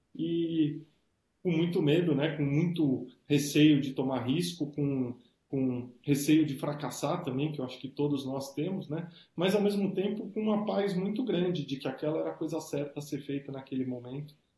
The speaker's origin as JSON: {"language": "Portuguese", "country": "Brazil", "said": "Como brasileiro, como qualquer brasileiro"}